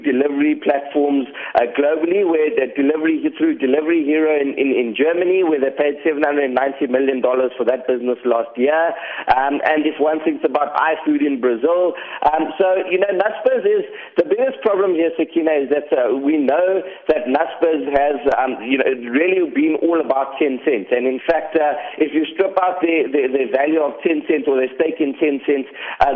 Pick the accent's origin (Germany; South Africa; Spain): South Africa; as South African investors